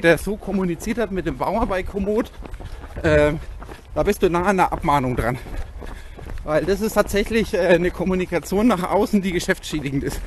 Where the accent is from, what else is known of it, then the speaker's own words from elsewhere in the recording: Bavaria, Germany; bei uns in Bayern